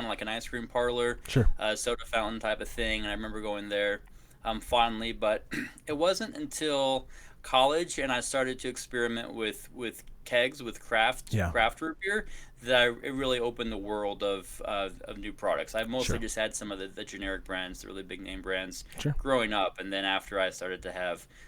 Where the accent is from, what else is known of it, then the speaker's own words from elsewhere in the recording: Kansas City, United States; also born or lived in Boston / Washington, D.C.; now in Austin, United States; Grew up in Kansas City, then spent some time in Boston, Washington, D.C.